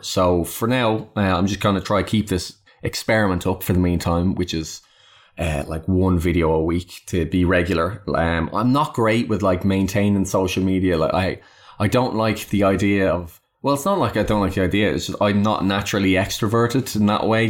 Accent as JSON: {"language": "English", "country": "Ireland", "said": "I am Irish"}